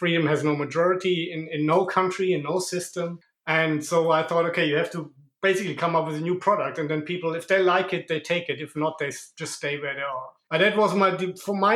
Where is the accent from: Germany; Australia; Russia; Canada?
Germany; moved away as an adult; now in Monaco; I'm originally from Germany, but I immigrated to Monaco 5 years ago.